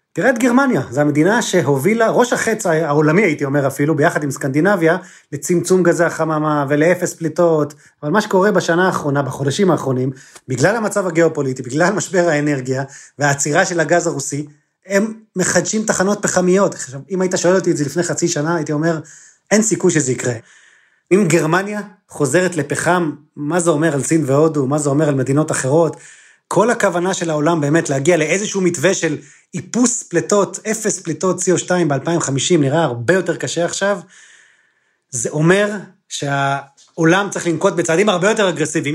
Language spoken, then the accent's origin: Hebrew; Israel